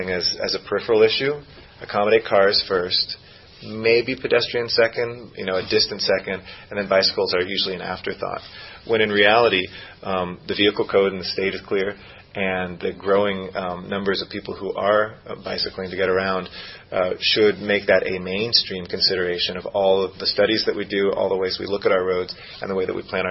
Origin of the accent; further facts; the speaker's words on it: Los Angeles, California, United States; I grew up in the Valley and used to love bicycling on the Sepulveda Dam area